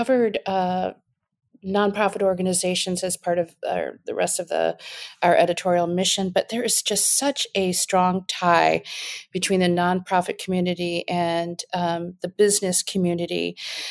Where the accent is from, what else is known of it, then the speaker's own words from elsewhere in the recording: northern Michigan, United States; moved away; also born or lived in Wisconsin; I grew up in northern Michigan on off the coast of Lake